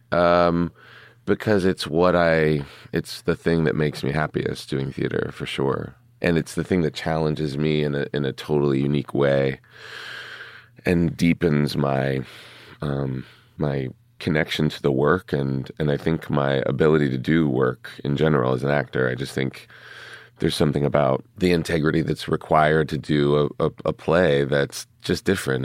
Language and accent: English; Pittsburgh, Pennsylvania, United States; moved away; growing up in Pittsburgh